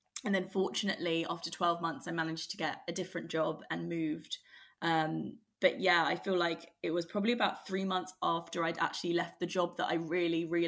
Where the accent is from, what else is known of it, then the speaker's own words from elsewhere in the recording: London, United Kingdom; I grew up in Greater London